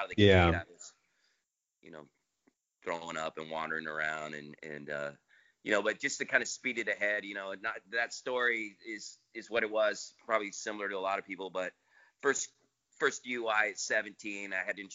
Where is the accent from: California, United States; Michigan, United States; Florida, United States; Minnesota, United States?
California, United States; Half Moon Bay; also born or lived in San Clemente, California; originally from Half Moon Bay, California